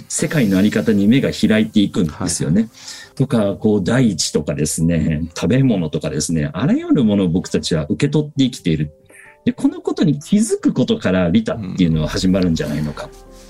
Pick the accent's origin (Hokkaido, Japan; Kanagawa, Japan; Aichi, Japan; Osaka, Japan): Osaka, Japan; 僕は生まれ育ちが大阪なんですけれども